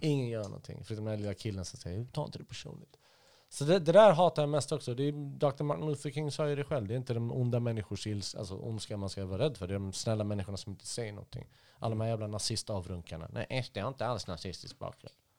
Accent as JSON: {"language": "Swedish", "town": "Stockholm", "region": "Stockholm County", "country": "Sweden", "tie": "born or raised there", "also_born_or_lived": "Halmstad / Iraq", "moved": "as an adult", "said": "så bounceade vi omkring lite här och där tills jag landade i Stockholm 1988. Så växte jag upp där"}